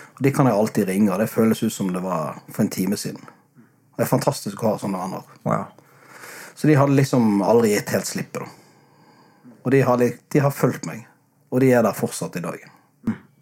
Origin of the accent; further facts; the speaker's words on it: Bergen, Vestland, Norway; now in Sørlandet, Norway; hjemme i Bergen